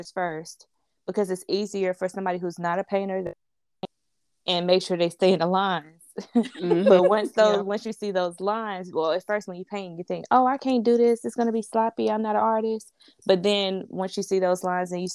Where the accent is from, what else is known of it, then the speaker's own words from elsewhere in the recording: Greensboro, North Carolina, United States; I'm from Greensboro, North Carolina